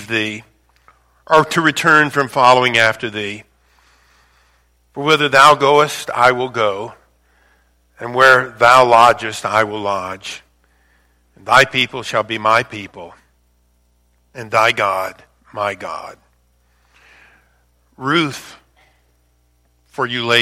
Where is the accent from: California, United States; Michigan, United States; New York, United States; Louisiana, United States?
Louisiana, United States; moved away as an adult; also born or lived in Chicago suburbs; I'm born and raised in Louisiana